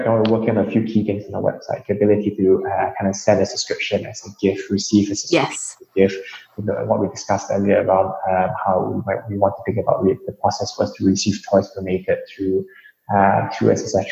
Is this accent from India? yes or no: no; Singapore; I'm East Asian myself. I grew up in Singapore